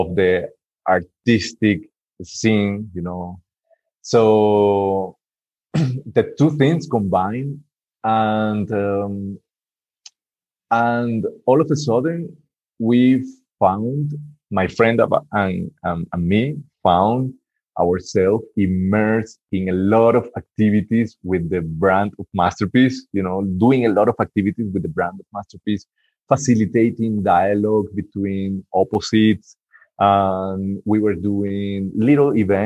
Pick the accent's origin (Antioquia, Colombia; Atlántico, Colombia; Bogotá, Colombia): Atlántico, Colombia; Barranquilla; Barranquilla, which is my hometown, my city.